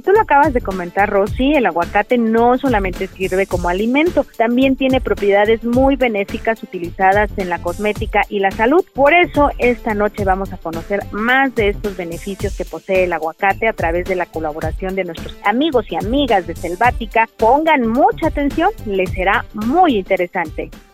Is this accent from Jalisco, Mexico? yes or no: no; Oaxaca, Mexico; nosotros como oaxaqueños